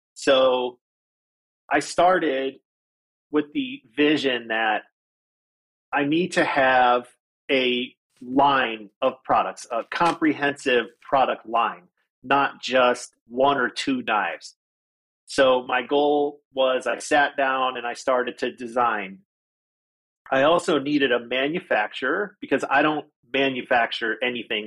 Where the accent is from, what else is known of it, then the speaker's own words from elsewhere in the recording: Detroit, Michigan, United States; now in Phoenix, United States; I was born in Detroit, Michigan, and lived there until I moved here.